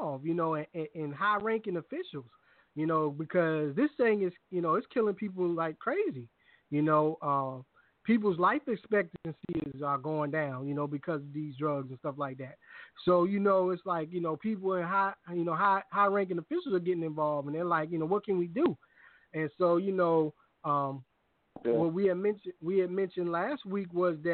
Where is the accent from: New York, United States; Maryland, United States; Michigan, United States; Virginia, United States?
Virginia, United States; Hampton; also born or lived in Richmond, Virginia; I'm from Hampton too